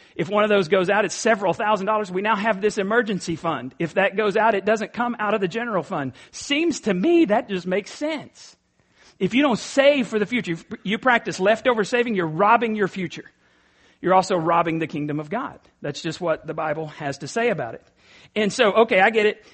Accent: East Texas, United States; I'm from East Texas

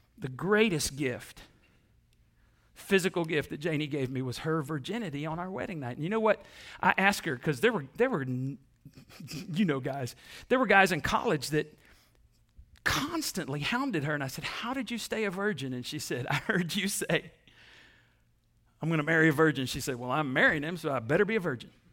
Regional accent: Waco, Texas, United States; we're from East Texas or from Texas, you know, we're from Waco

